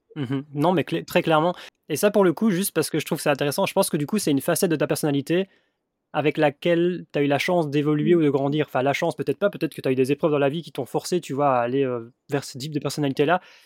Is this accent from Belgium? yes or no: yes; Belgium; moved away; je suis belge